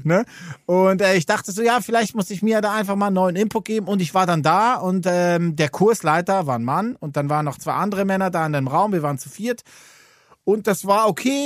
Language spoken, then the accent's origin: German; Switzerland; Als Schweizer